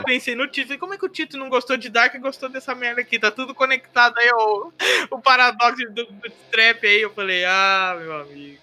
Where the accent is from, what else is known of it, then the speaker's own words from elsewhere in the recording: Brazil; a gente, como brasileiro